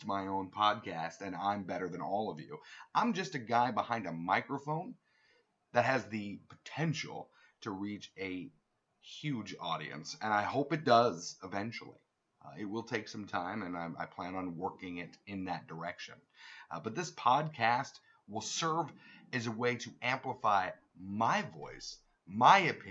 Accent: United States; as American people

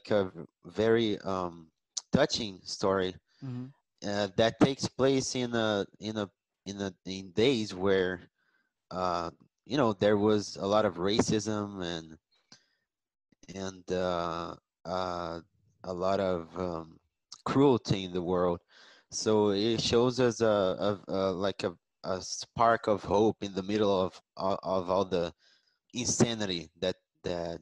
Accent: Rio de Janeiro, Brazil; moved away as an adult; I'm from Rio de Janeiro, but now I live in another state.

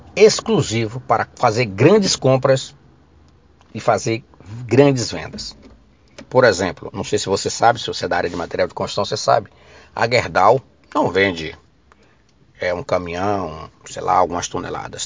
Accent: Ilhéus, Bahia, Brazil; lá da minha terra, Ilhéus

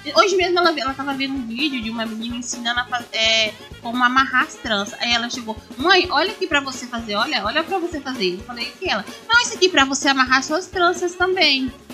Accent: Bahia, Brazil; now in Mauá, Brazil; eu fui criada na Bahia

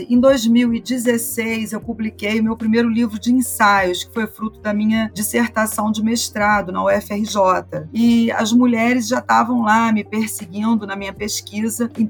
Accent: Petrópolis, Rio de Janeiro, Brazil; born there; Eu nasci em Petrópolis, Rio de Janeiro

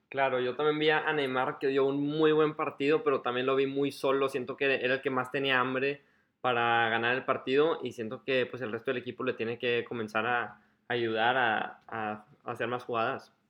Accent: Mexico; como mexicano

